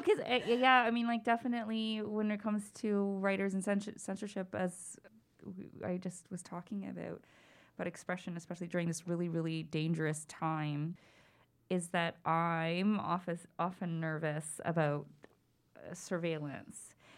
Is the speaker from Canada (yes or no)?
yes; Toronto, Ontario, Canada; growing up in Scarborough during the time that the Scarborough rapist was at large